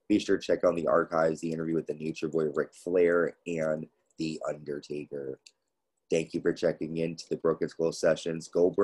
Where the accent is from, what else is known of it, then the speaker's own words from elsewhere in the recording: Connecticut, United States; my home state of Connecticut